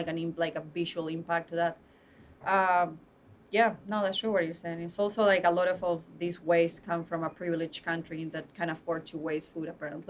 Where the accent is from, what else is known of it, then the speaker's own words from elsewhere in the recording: Buenos Aires, Argentina; now in United States; Buenos Aires.